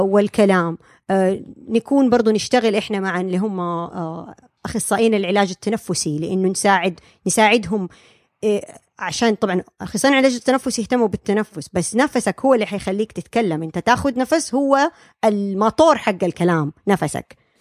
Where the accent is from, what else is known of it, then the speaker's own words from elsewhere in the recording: Saudi Arabia; moved away as an adult; now in United States; عندنا في السعودية